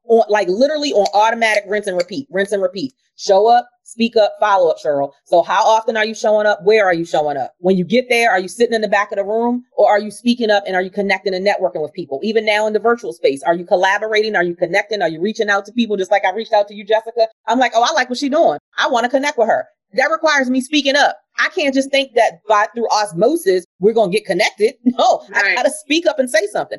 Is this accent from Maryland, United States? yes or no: yes; Baltimore, Maryland, United States; Born and raised in Baltimore. I had never been outside the confines of Baltimore, Maryland, because I grew up in poverty